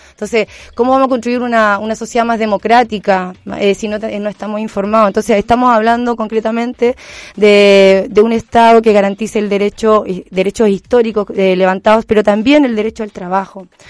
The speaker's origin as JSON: {"language": "Spanish", "town": "Petorca", "region": "Valparaíso", "country": "Chile", "said": "soy independiente, soy de Petorca"}